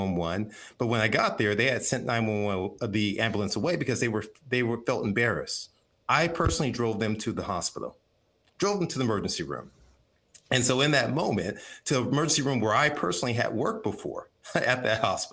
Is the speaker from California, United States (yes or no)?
yes; Compton, California, United States; I grew up in Compton.